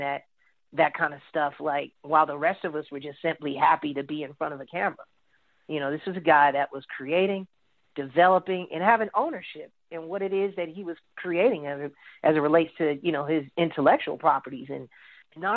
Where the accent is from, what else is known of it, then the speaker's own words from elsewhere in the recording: Chicago, Illinois, United States; also born or lived in Harvey, Illinois; I grew up in Chicago